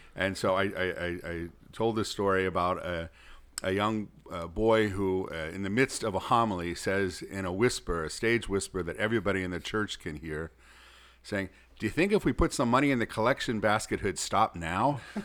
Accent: Pittsburgh, Pennsylvania, United States; moved away as an adult; also born or lived in Rome; now in St. Paul, United States; I'm originally from Pittsburgh

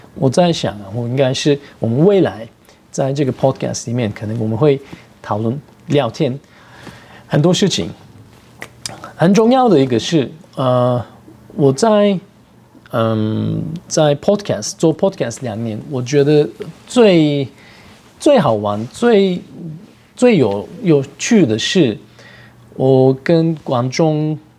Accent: Turkey; Chinese is a second language; moved away as an adult; now in Taiwan; 我是来自土耳其， 然后我就在台湾十年了

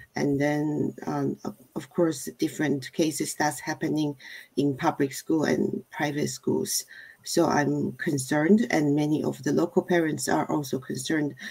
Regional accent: Taiwan; moved away as an adult; also born or lived in Germany / California; now in Cupertino, United States; originally from Taiwan, and then that was um, almost 30 years ago. And so I've been in US uh, longer than I was uh, at my home country

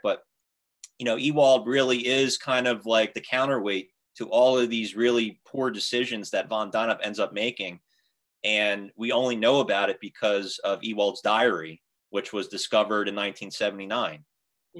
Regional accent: Mount Holly, New Jersey, United States; my hometown of Mount Holly

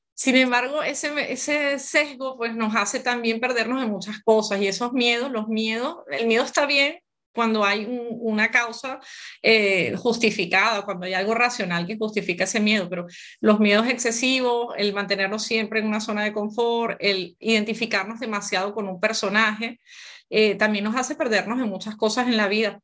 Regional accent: Venezuela; moved away as an adult; now in Barcelona, Spain; Yo soy venezolana de nacimiento

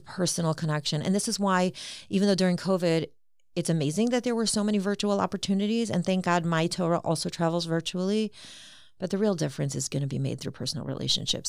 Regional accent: Cleveland, Ohio, United States; also born or lived in Queens, New York / Israel; I'm originally from Queens, New York, and my family moved to Cleveland when, um, my dad had passed away, my mom remarried, um, my stepfather was here in Cleveland in medical school, he had gone to Tulsi Shiva, and so I came here in second grade, and so I'm basically a Clevelander.

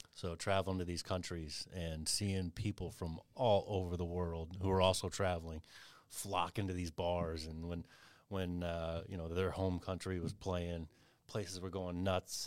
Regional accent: Kentucky, United States; moved away; I grew up in Kentucky

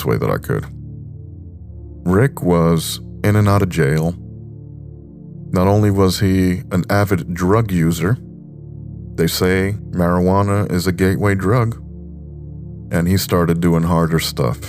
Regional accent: New York, United States; I was born and raised in New York

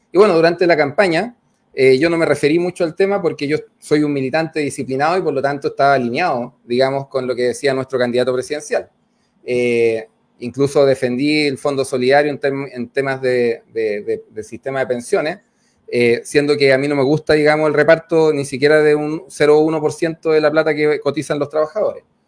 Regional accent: Cerro Navia, Santiago Metropolitan, Chile; yo crecí en Cerro Nadia

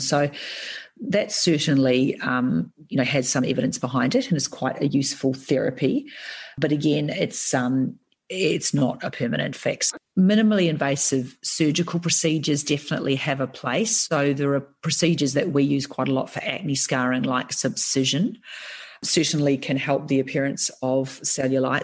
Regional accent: New Zealand; being a Kiwi

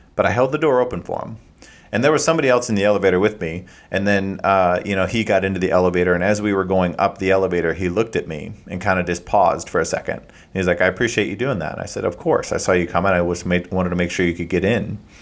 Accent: Midwest, United States; I'm from the Midwest

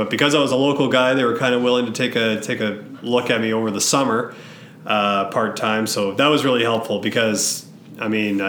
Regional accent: Killarney, Manitoba, Canada; also born or lived in Dauphin, Manitoba; now in Winnipeg, Canada; when I was about 2 years old, we moved from Winnipeg to Killarney, Manitoba, which is kind of right down by the U.S. border in kind of the Westman area, if you will.

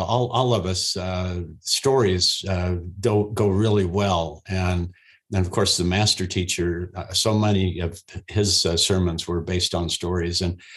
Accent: Ogden, Utah, United States; I was raised in Ogden, Utah

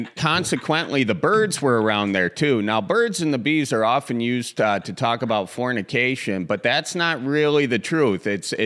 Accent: suburbs of Milwaukee, Wisconsin, United States; From the suburbs of Milwaukee

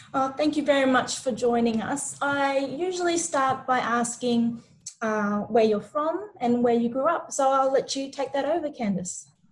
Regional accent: New Zealand; I'm Maori and from New Zealand

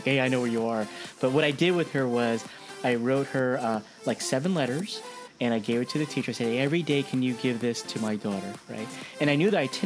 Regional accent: New Jersey, United States; now in California, United States; you and I grew up in Jersey

